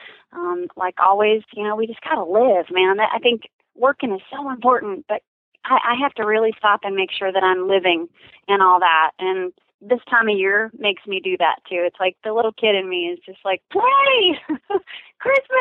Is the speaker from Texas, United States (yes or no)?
yes; Texas, United States; I'm from Texas